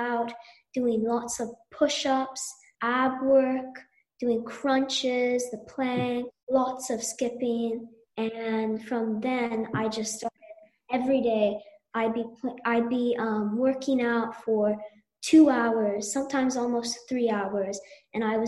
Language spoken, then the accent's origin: English; Vancouver, British Columbia, Canada; I'm 10 years old and I was born in Vancouver